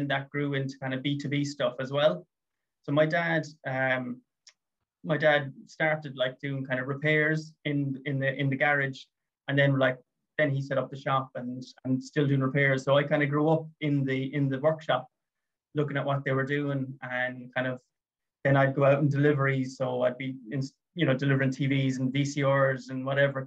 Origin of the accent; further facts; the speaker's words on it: Limerick, Munster, Ireland; also born or lived in United Kingdom; I'm from Limerick